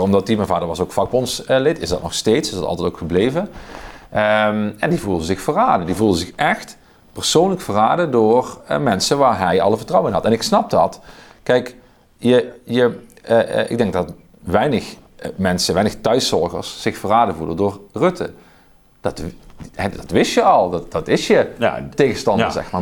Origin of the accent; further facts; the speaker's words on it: Oostelijke Mijnstreek, Limburg, Netherlands; het dialect waar ik vandaan kom, in de oostelijke mijnstreek